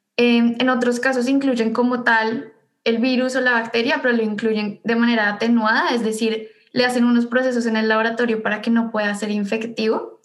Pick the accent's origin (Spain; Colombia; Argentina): Colombia; Bogotá; moved away as an adult; also born or lived in Ithaca, United States; now in United States; yo soy bogotana. Eh, nací y viví toda mi vida en Bogotá antes de venir acá